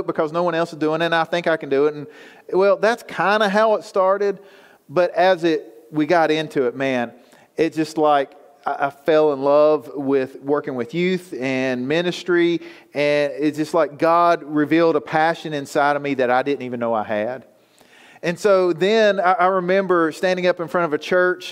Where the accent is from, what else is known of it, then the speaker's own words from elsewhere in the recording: Galax, Virginia, United States; I grew up right here in Galax, went to Virginia Tech